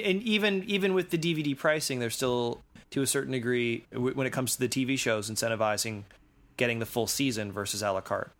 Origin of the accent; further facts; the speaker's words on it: Canada; as a Canadian